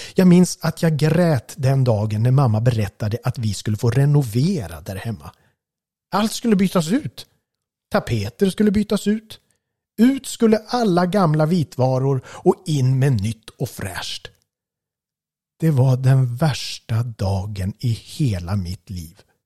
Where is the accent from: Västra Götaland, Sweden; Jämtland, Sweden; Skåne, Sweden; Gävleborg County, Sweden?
Gävleborg County, Sweden; Gävle; Vi växte upp på Kuppolsvägen